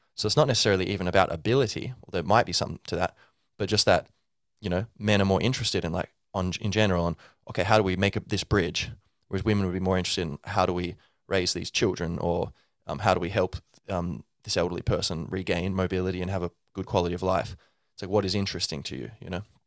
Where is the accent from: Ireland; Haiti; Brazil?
Ireland; I'm Irish, descended from, um, uh, Irish stock. My whole family's Irish.